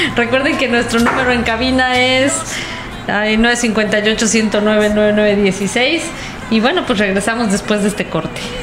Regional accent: Mexico

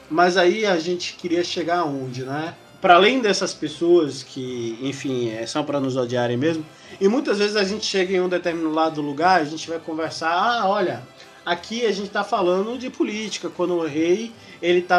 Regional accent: Northeast Region, Brazil; Eu sou do Nordeste, a maior parte da Lady Dragons é do Nordeste. E aqui, aqui na região de Salvador, principalmente, nós somos afobados.

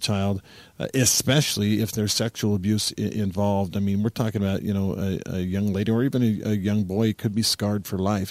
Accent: United States

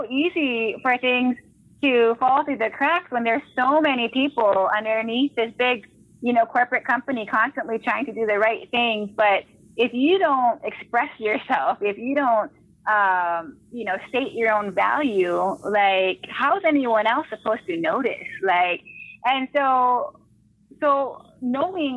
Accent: Hawaii, United States; I grew up in Hawaii

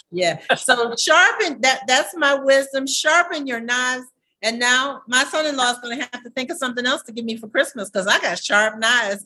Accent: Savannah, Georgia, United States; growing up in Savannah

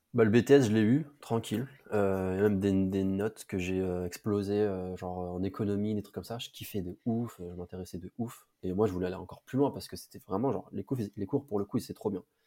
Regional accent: Villebarou, Centre-Val de Loire, France; moved away as an adult; now in Paris, France; moi je suis de région centre, en province, une petite ville qui s'appelle Blois. Et, euh, même pas de Blois, en vrai, j'étais dans un petit village à côté qui s'appelle Villebarou.

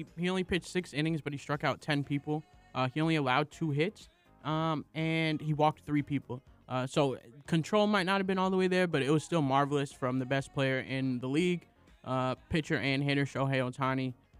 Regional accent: Oakland, California, United States; I am from Oakland, California. I love my A's

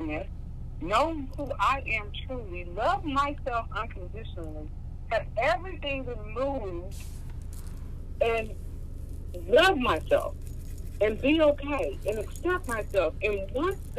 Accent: Oklahoma, United States; moved away; North 14th, hometown, folks, Oklahoma, Black Wall Street

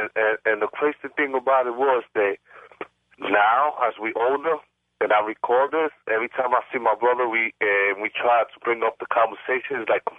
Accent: New York City, New York, United States; I'm from New York, South Bronx.

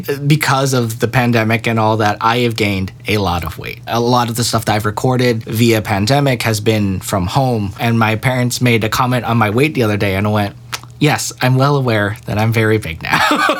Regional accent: Philippines; I am technically from the Philippines.

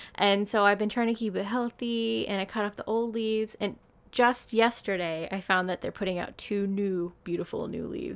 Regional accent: United States; now in Japan; I'm American.

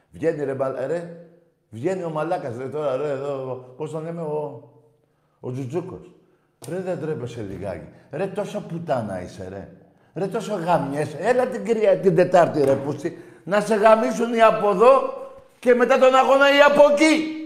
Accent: Thessaloniki, Central Macedonia, Greece; Ναι, πάω και είμαι από Θεσσαλονίκη.

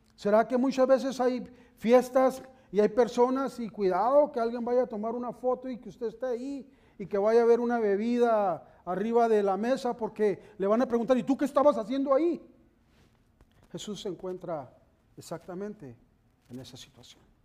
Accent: Mexicali, Baja California, Mexico; moved away as an adult; cuando íbamos de visita a, la, mi tierra, a Mexicali, allá cuando íbamos de visita a la casa de mis papás

